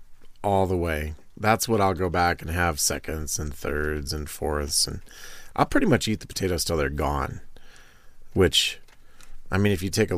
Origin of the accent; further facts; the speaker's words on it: Iowa, United States; just meat and potatoes, buddy. I'm from Iowa. I don't need that other stuff.